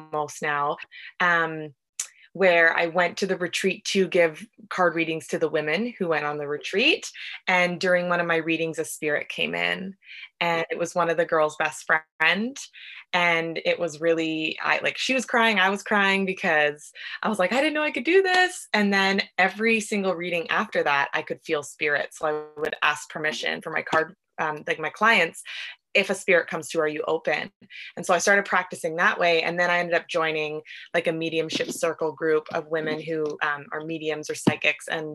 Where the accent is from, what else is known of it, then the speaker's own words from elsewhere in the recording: Vancouver, British Columbia, Canada; I'm from Vancouver, BC.